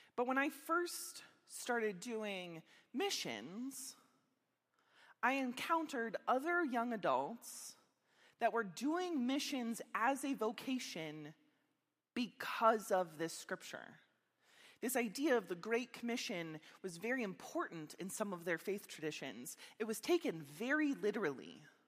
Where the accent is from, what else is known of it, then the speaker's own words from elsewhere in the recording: Meadville, Pennsylvania, United States; moved away as an adult; also born or lived in Minneapolis, Minnesota; I grew up here in Meadville, Pennsylvania